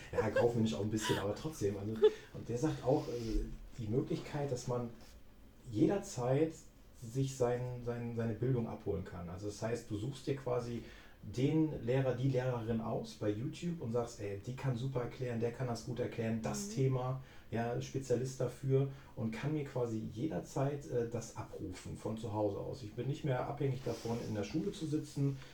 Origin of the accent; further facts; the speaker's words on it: Cologne, North Rhine-Westphalia, Germany; now in Sauerland, Germany; ich komme ja aus Köln